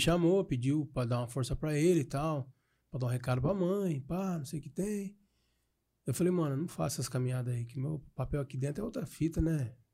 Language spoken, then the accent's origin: Portuguese; Piracicaba, São Paulo, Brazil